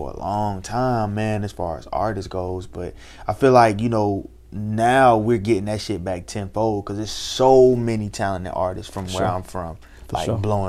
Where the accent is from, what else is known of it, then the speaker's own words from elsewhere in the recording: Columbia, South Carolina, United States; I'm from Columbia.